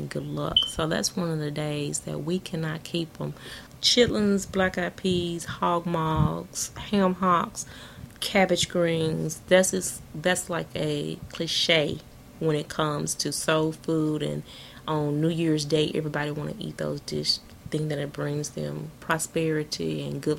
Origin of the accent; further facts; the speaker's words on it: the South, United States; we're from the South